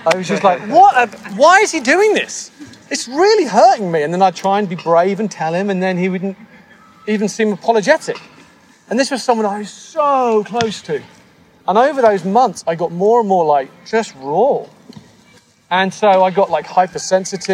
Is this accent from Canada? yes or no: no; United Kingdom; moved away as an adult; now in United States; coming to the US as a British person